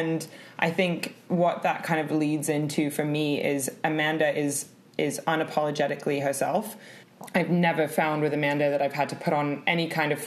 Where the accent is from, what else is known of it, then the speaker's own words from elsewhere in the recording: London, United Kingdom; also born or lived in California; I'm 28 years old, born in London, and currently live in London.